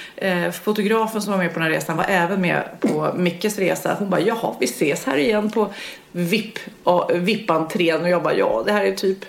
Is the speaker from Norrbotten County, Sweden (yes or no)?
no; Varberg, Halland County, Sweden; jag kommer ju från Varberg